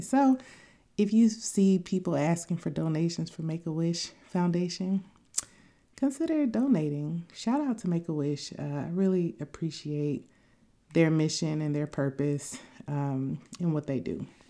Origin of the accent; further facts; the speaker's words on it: Tuskegee, Alabama, United States; I grew up in Tuskegee, Alabama